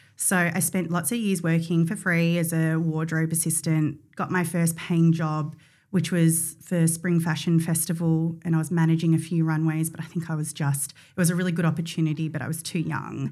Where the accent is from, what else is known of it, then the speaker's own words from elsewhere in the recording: Mornington Peninsula, Victoria, Australia; I grew up on the Mornington Peninsula